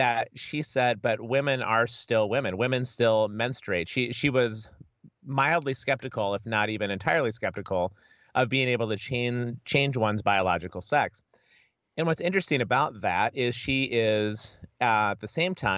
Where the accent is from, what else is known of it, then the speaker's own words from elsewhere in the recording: United States; also born or lived in Edinburgh, United Kingdom; as an American